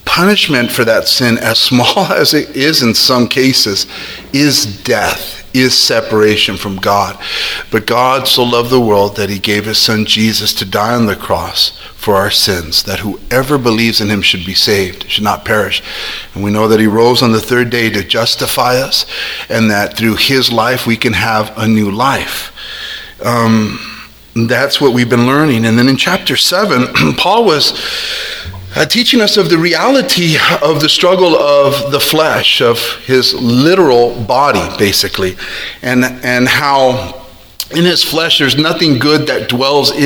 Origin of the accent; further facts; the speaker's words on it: South El Monte, California, United States; I grew up right there in South El Monte and Garvey since I was a little boy.